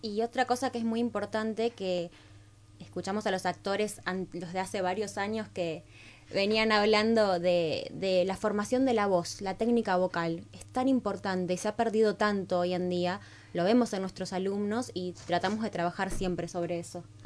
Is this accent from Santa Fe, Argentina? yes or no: yes; Rosario, Santa Fe, Argentina; moved away as an adult; now in Buenos Aires, Argentina; nosotros somos oriundos de, de Rosario